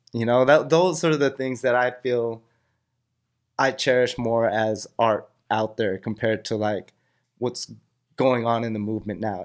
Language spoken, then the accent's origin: English; Cerritos, California, United States; I grew up in Cerrito, so it was a little more suburb.